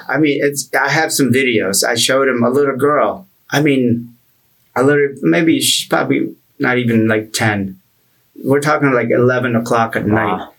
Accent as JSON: {"language": "English", "country": "Philippines", "tie": "born or raised there", "also_born_or_lived": "Pennsylvania, United States", "moved": "yes", "lives_now": "United States", "said": "I grew up in the Philippines"}